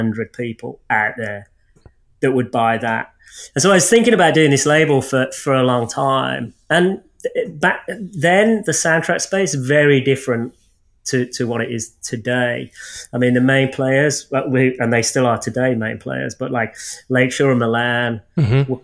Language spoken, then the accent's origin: English; Birmingham, West Midlands, United Kingdom; I'm from Birmingham, England